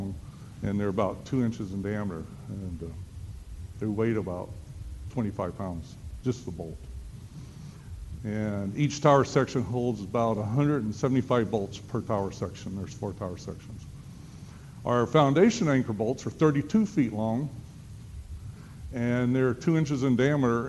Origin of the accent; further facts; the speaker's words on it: Starkville, Mississippi, United States; I'm from Starkville. This is my hometown.